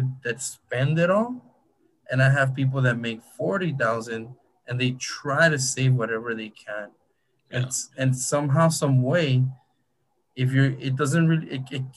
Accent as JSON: {"language": "English", "town": "Huntington Park", "region": "California", "country": "United States", "tie": "born or raised there", "said": "I'm close to East LA. I grew up in Huntington Park"}